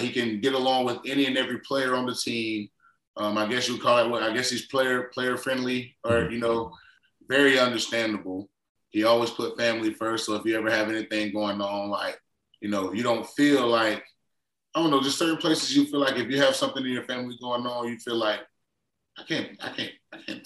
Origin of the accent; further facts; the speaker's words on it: Florida, United States; I grew up in Florida